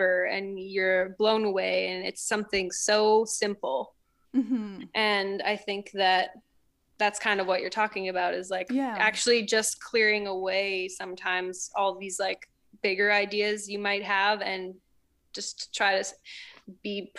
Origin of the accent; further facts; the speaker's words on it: Canada; moved away as an adult; also born or lived in New York, United States; I'm Canadian